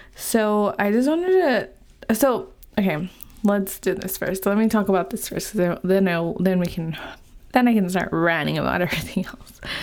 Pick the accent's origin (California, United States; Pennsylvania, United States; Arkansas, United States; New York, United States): California, United States; moved away as an adult; now in Utah, United States; I am from California. I live in Utah now, um, and I have lived in California my whole life.